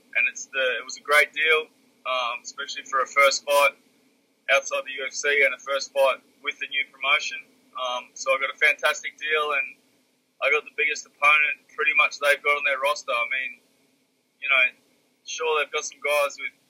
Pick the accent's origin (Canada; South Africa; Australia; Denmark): Australia